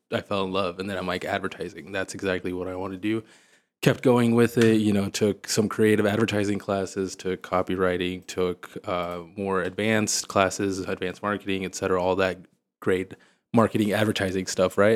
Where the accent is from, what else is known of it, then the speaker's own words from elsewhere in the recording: Missouri, United States; moved away as an adult; also born or lived in Springfield, Missouri; now in Houston, United States; I grew up in Missouri